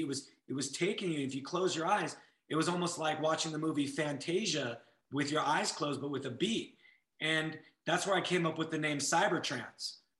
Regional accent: Santa Monica, California, United States; now in Las Vegas, United States; I grew up

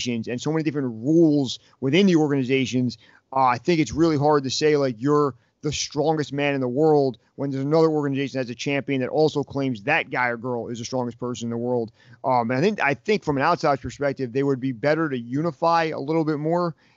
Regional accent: Toms River, New Jersey, United States; we are both from Tom's River, New Jersey

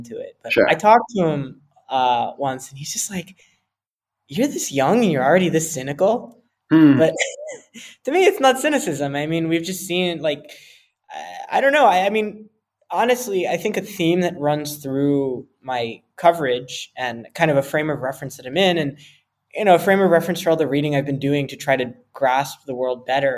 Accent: New Jersey, United States; moved away as an adult; now in Amman, Jordan; I was born and raised in New Jersey. I'm always a New Jerseyan

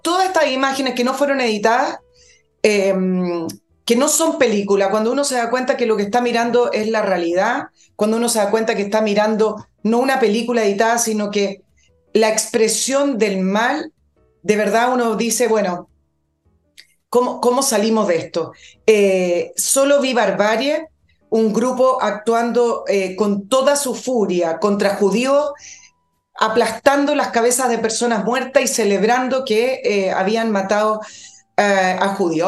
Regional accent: Chile; somos los chilenos

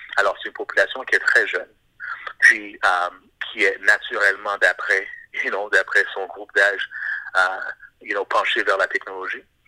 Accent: Montreal, Quebec, Canada; also born or lived in Haiti; je suis de Montréal, mais d'origine haïtienne

